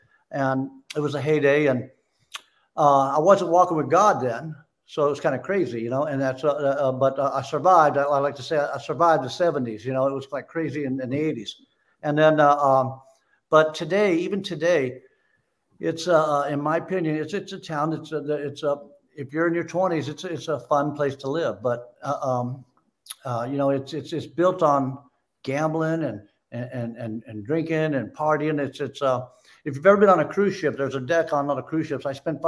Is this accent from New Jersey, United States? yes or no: no; Las Vegas, Nevada, United States; also born or lived in Lake Tahoe; Vegas, my hometown. Born and raised all my life there.